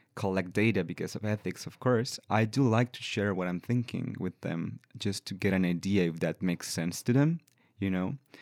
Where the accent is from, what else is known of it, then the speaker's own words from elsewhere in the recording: La Paz, Baja California Sur, Mexico; English is a second language; moved away as an adult; now in Victoria, Canada; I've been working for a few years with the trans community in La Paz, in my hometown